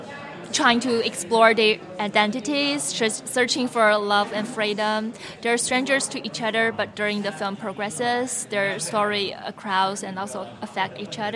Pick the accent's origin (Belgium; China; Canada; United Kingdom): China; moved away as an adult; now in United States; I'm an immigrant here. So I came from China to United States to study filmmaking about 5 years ago.